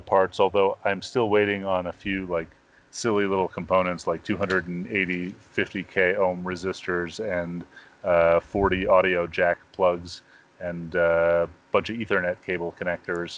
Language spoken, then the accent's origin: English; New York, United States; I grew up in New York.